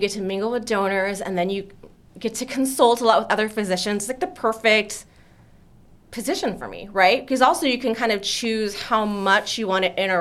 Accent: Alpine, Texas, United States; I grew up in Alpine, right? Small town

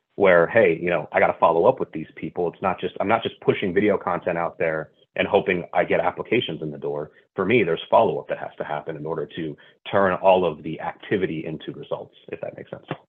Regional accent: Northern California, United States; moved away as an adult; also born or lived in St. Louis, Missouri; a move from St. Louis, Missouri, back to the place that I grew up in Northern California

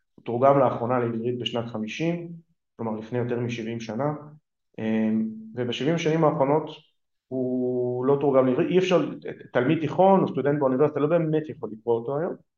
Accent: Israel; first language Hebrew; אני גדלתי בעברית, זאת שפת האם שלי

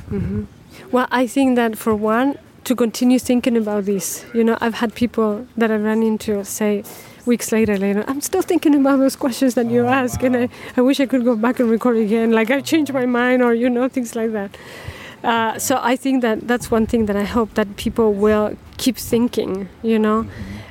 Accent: Chile; also born or lived in Chicago; now in Northfield, United States; I'm from Chile originally

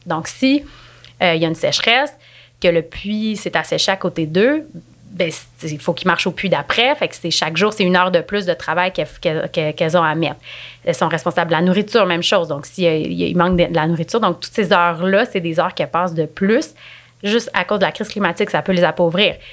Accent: Quebec, Canada; en tant que Québécois, en tant que Canadiens

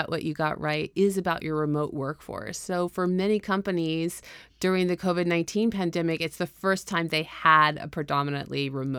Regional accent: United States; as an American patriot, that's me. I actually identify that way.

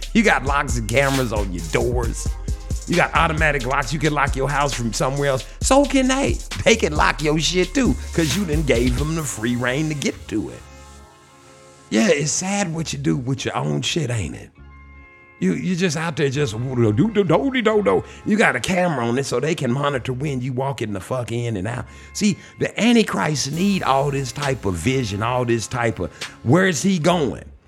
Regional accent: Shreveport, Louisiana, United States; I was born in Shreveport, Louisiana.

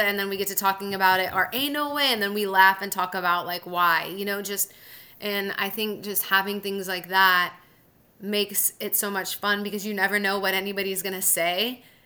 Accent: Southern California, United States; moved away as an adult; also born or lived in Mississippi / Huntsville, Alabama; now in Sacramento, United States; I'm from Southern California

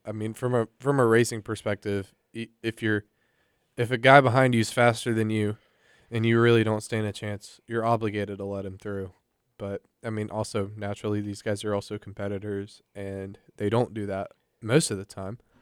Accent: United States; I'm an American

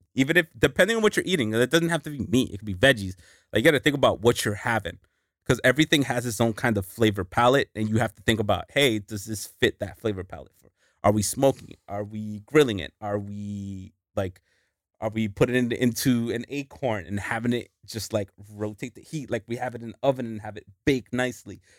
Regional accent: New York, United States; moved away; I was born in New York

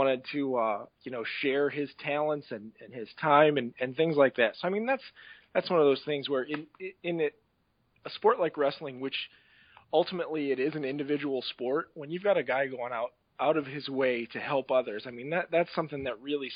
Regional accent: Northwest Ohio, United States; growing up in Northwest Ohio

